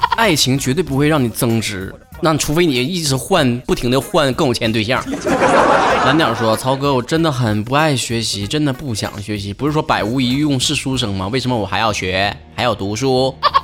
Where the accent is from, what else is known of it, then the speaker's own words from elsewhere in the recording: Northeast China, China; accent: Northeastern (Dongbei) dialect; 我们东北话脱口秀五周年的庆典